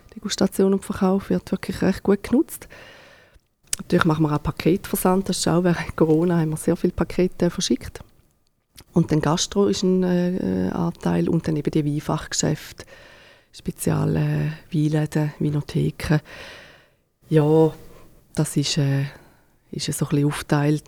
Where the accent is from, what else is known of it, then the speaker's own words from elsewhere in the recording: Thurgau, Switzerland; now in Neftenbach, Switzerland; ursprünglich äh, sind wir aus dem Thurgau, haben wir noch äh, Rebland äh, im Thurgau